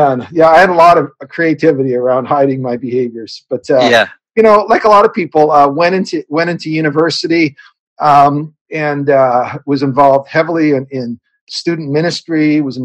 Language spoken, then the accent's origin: English; Canada; I'm a Canadian kid born on a farm up here in Canada